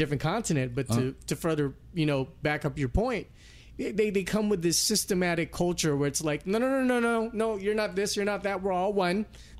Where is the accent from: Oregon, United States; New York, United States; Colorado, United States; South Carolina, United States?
South Carolina, United States; I'm of East Indian culture, by ethnicity, but enculturation wise, I'm from South Carolina.